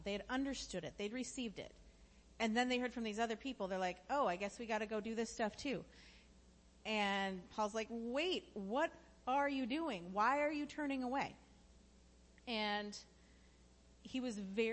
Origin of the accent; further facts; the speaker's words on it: United States; I'm incredibly thankful to be an American